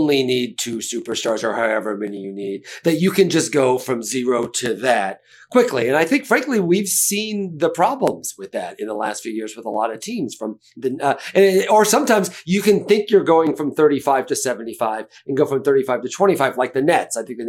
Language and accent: English; near St. Louis, Missouri, United States; I grew up near St. Louis